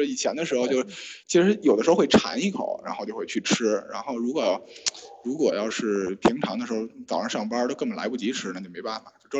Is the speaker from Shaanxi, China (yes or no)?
no; Beijing, China; 我就北京人，北京人。